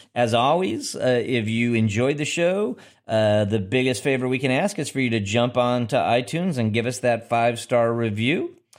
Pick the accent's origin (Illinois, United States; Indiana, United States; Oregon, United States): Illinois, United States; Chicago; my hometown of Chicago